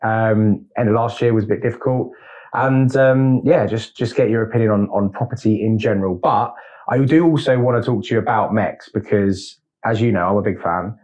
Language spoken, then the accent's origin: English; London, United Kingdom; moved away as an adult; as a Londoner, native Londoner, coming up here